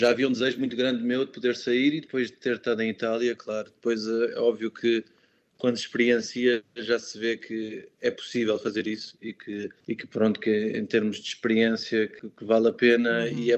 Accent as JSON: {"language": "Portuguese", "country": "Portugal", "lives_now": "Munich, Germany", "said": "foi a primeira vez que eu consegui sair de Portugal por um período mais alargado"}